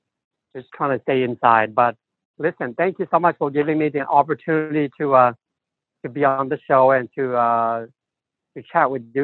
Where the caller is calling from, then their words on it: Fresno, California, United States; I am in Fresno, California.